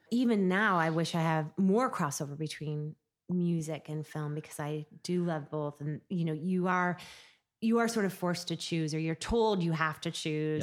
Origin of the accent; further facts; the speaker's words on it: Seattle, Washington, United States; growing up in Seattle, it was a really great experience, and it was also when Seattle was much smaller